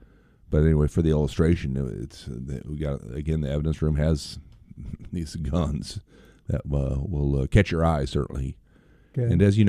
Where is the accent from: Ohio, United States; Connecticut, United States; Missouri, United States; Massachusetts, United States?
Missouri, United States; St. Louis; moved away; I grew up in St. Louis